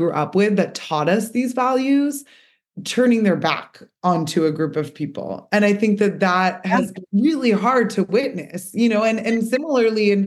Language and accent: English; United States; as American Jews